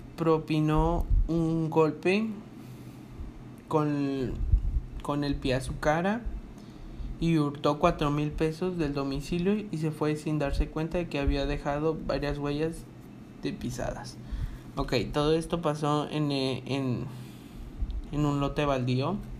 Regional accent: Monterrey, Nuevo León, Mexico; de aquí de donde somos nosotros dos, de Monterrey, Nuevo León

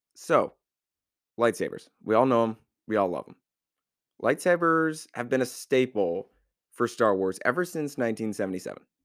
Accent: United States; I'm an American

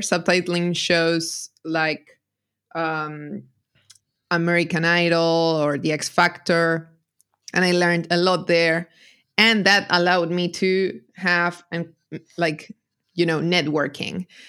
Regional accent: Argentina; I'm a translator from Argentina.

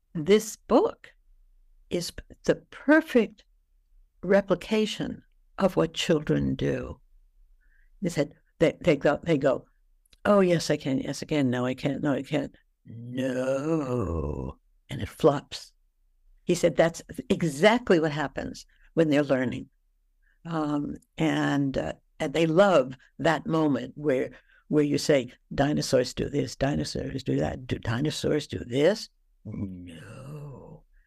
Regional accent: New York City, New York, United States; I came from New York City.

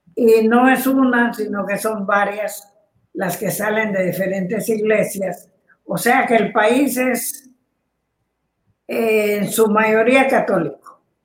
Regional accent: Guatemala; Chapín le llamamos

